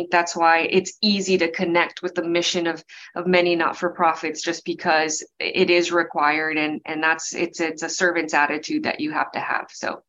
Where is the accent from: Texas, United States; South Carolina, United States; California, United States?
Texas, United States; El Paso; now in Houston, United States; I grew up in El Paso, Texas, and I went to college at University of Texas at El Paso, undergrad and graduate school as well. I worked for 5 years in a public accounting firm in El Paso and then moved to Houston